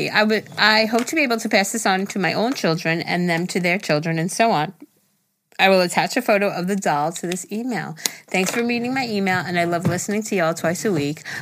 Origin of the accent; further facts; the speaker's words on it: Jersey City, New Jersey, United States; moved away as an adult; I'm originally from Jersey City, but moved to sunny, lately cold Central Florida in 2016.